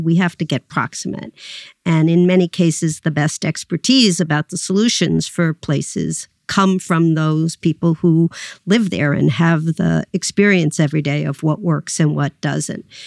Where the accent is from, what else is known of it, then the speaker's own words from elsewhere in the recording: New York City, New York, United States; you and I both grew up in New York City